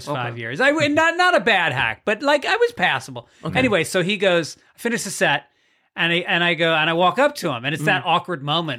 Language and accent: English; Tarrytown, New York, United States; In New York. Yes. Tarrytown, New York.